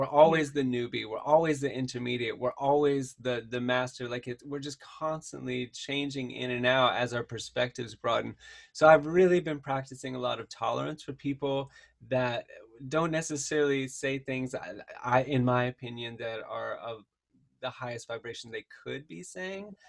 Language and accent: English; the South, United States; moved away; I grew up in the South